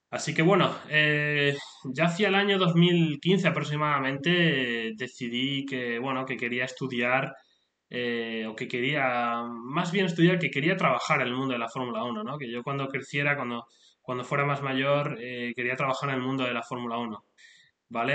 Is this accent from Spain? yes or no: yes; Spain; now in United Kingdom; soy, vengo de España, soy de España, pero actualmente vivo en el Reino Unido